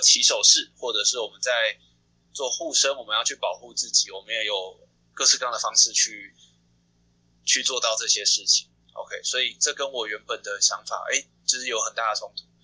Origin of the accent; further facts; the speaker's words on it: Taiwan; also born or lived in Xindian; 我是台北人台北人台湾的台北人。从小就在台北生活，从小就在台北出，就在台北生活，都没有离开对，对，对哦，从，也，也不算，就是从小是从，呃，戏子长大，就是我是台北人，但我在戏子长大，然后嗯一直到国小六年级，五年级，五年级才到 新店，然后就一直在台北生活这样子